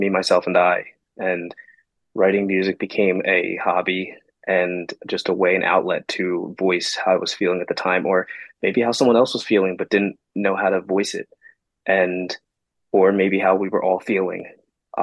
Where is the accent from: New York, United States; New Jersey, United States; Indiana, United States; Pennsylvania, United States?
New Jersey, United States; Blackwood; I am from South Jersey in Blackwood, New Jersey area